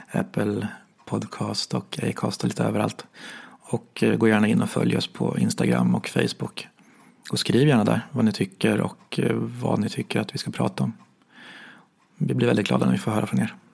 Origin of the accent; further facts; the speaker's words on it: Sweden; vi svenskar